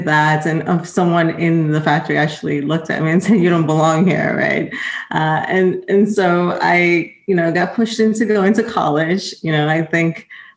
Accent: Rhode Island, United States; moved away as an adult; also born or lived in Boston; I was raised in Rhode Island, went to school

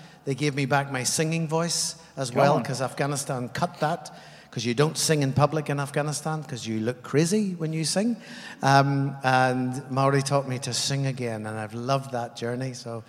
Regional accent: Ireland; now in New Zealand; I come from Ireland, and I've been on the journey from Ireland for the last 30 years.

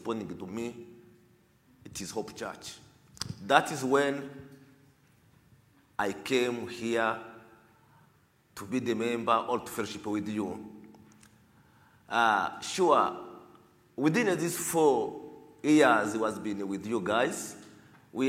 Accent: DR Congo; English is a second language; also born or lived in Rwanda / Uganda / Nairobi, Kenya; now in United States; I'm Congolese from Africa.

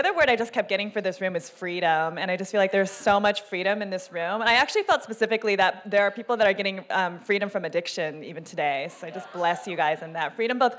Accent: Seattle, Washington, United States; I'm from Seattle, Washington.

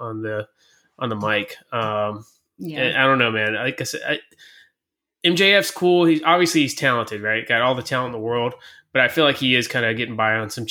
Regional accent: Kentucky, United States; I listened to country as a kid because I'm from Kentucky

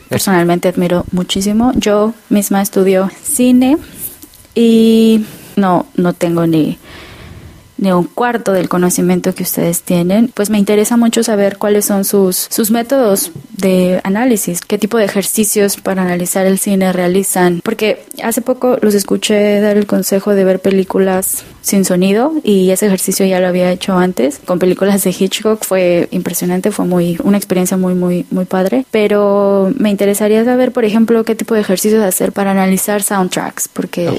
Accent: Mexico; now in Netherlands; yo soy de México, pero actualmente vivo en Holanda

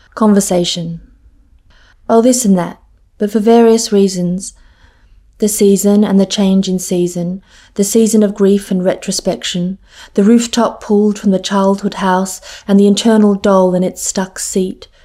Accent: Sydney, New South Wales, Australia; moved away as an adult; also born or lived in Cambridge; I grew up in Sydney

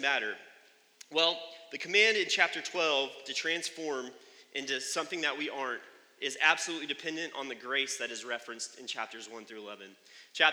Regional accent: United States; I'm an American

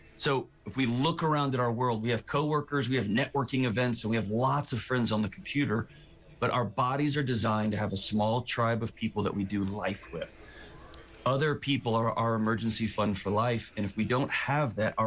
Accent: Texas, United States; I'm from Texas

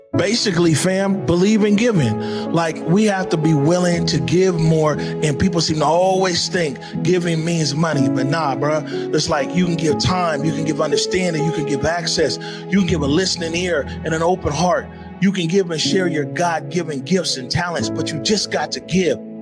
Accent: Seattle, Washington, United States; I'm born and raised in Seattle, so Seattle

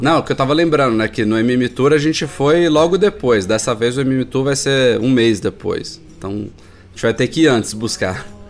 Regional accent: Brazil; como brasileiros

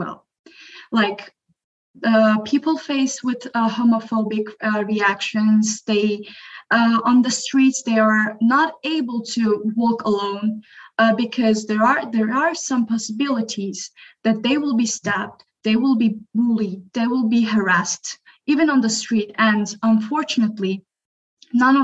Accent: Azerbaijan; moved away as an adult; now in Istanbul, Turkey; I'm from Azerbaijan

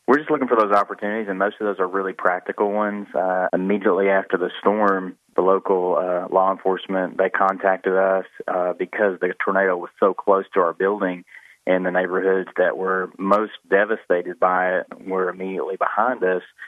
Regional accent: Jonesboro, Arkansas, United States; I grew up in Jonesboro.

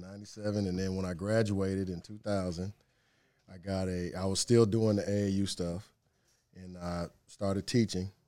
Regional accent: Cleveland, Ohio, United States; moved away; Cleveland, born and raised. Uh, grew up on the west side of Cleveland in a suburb called Strongsville

